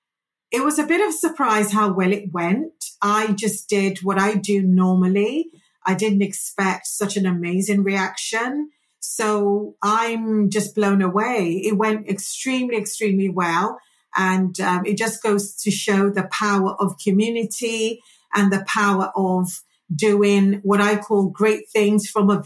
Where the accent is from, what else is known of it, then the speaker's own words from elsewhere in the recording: Nigeria; And I loved growing up in Nigeria as well.